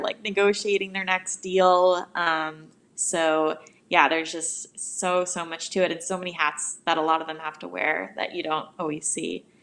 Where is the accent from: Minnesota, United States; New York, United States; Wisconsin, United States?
New York, United States; now in Los Angeles, United States; I'm from New York, but I actually live out in L A now